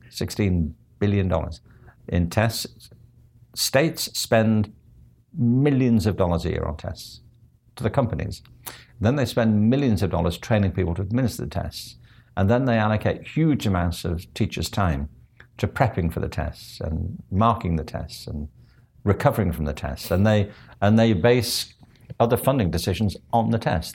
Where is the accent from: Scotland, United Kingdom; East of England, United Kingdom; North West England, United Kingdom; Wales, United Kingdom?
North West England, United Kingdom; Liverpool; also born or lived in Stratford; now in Los Angeles, United States; I grew up in Liverpool